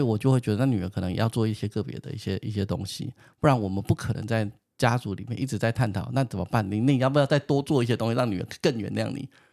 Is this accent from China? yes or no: no; Taiwan; 好险我生在台湾